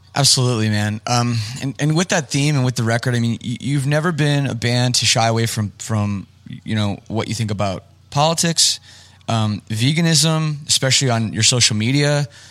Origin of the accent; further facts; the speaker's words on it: Canada; I'm from Canada